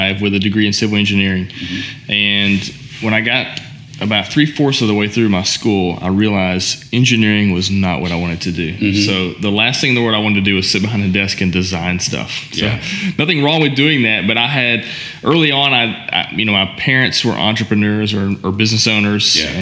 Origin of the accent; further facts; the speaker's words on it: Owensboro, Kentucky, United States; also born or lived in Nashville, Tennessee; my family owned a janitorial and maintenance company mm-hmm. back in my hometown of Owensboro